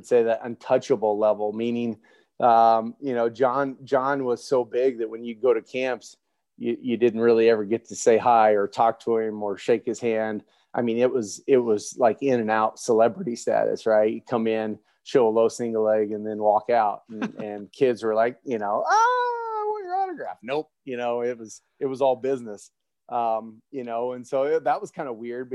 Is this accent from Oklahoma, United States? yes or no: yes; Oklahoma, United States; not only growing up in Oklahoma, but I grew up exclusively an Oklahoma State fan